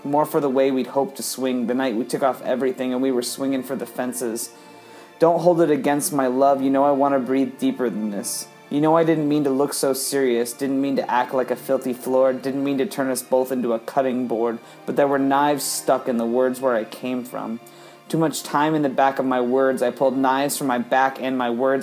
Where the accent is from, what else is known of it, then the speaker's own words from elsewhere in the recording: Columbus, Ohio, United States; I am from Columbus, Ohio